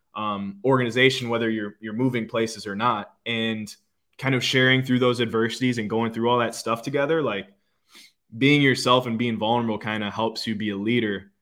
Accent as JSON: {"language": "English", "town": "Green Bay", "region": "Wisconsin", "country": "United States", "tie": "born or raised there", "moved": "as an adult", "lives_now": "Fort Lauderdale area, United States", "said": "growing up in Green Bay"}